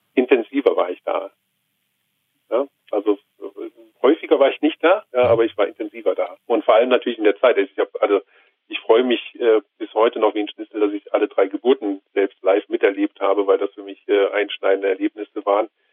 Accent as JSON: {"language": "German", "region": "Rhineland", "country": "Germany", "tie": "born or raised there", "moved": "yes", "lives_now": "Bavaria, Germany", "said": "ich komme gebürtig nicht aus Bayern, sondern aus einem schönen Rheinland"}